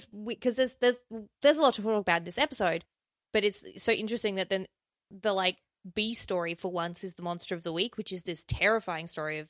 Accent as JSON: {"language": "English", "region": "South Australia", "country": "Australia", "tie": "born or raised there", "said": "in my home state, the murder capital of Australia, South Australia"}